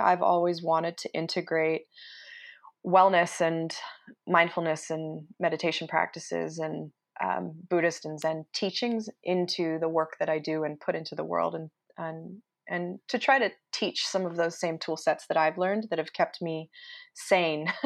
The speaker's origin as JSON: {"language": "English", "region": "Utah", "country": "United States", "tie": "born or raised there", "moved": "as an adult", "said": "And I grew up in Utah and haven't didn't spend much of my adult life here, so now that I'm back"}